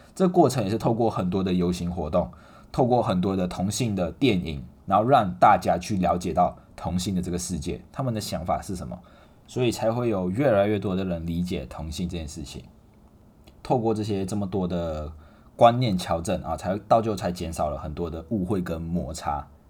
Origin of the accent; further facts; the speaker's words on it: Malaysia; now in Taiwan; 我们马来西亚人，啊，我们外国人